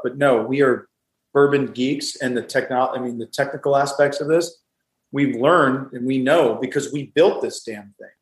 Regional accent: the South, United States; I grew up with mint juleps just because I'm from the South

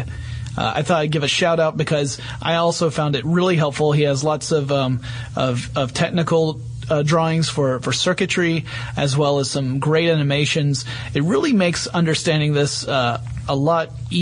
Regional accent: northern Georgia, United States; accent: deep southern; in northern Georgia, which is where I grew up, which you can tell because of my deep southern accent

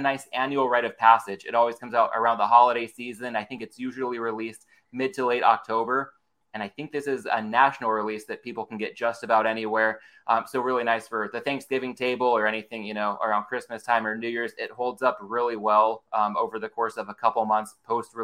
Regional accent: San Diego, California, United States; my roots growing up in the San Diego area

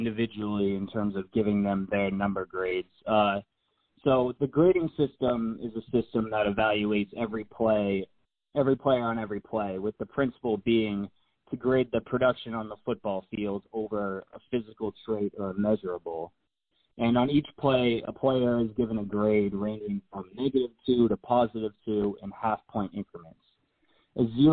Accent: Boston, Massachusetts, United States; I'm from the Boston area, so obviously with the culture here, I was just a huge sports fan growing up.

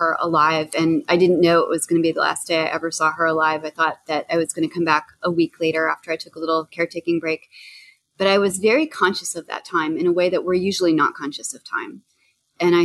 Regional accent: New Jersey, United States; now in Boston, United States; I'm from Jersey

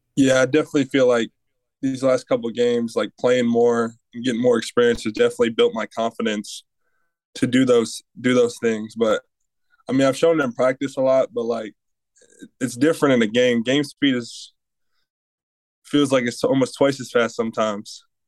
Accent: Michigan, United States; moved away; I'm from Michigan

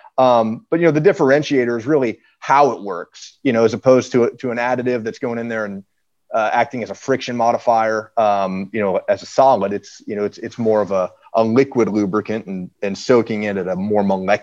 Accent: Detroit, Michigan, United States; You know, I'm from Detroit myself, and you know, getting to work with this brand's amazing.

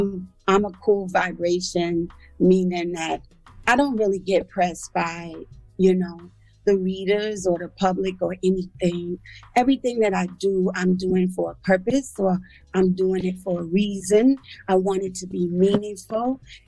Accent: Bronx, New York, United States; And for the first part of my life, I grew up in the Bronx. First, I was on Crows Avenue in a house, and my parents divorced, and I was in the projects in Throgs Neck.

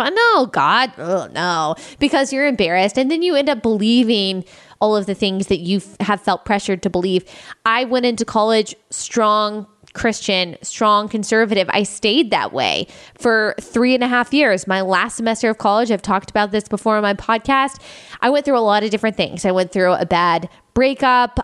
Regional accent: Texas, United States; moved away; also born or lived in South Carolina; I grew up in Texas

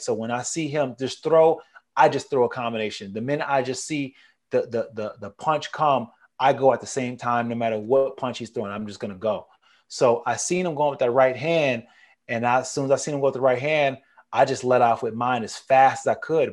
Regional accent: Niagara Falls, New York, United States; moved away; I'm a Niagara Falls boy, man. I'm from Niagara Falls, New York

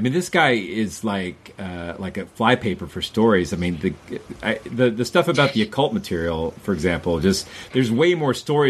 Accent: the South of the United States, United States; growing up in the South of the United States

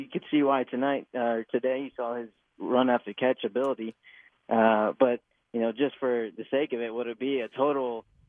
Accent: Fort Worth, Texas, United States; I'm from Fort Worth.

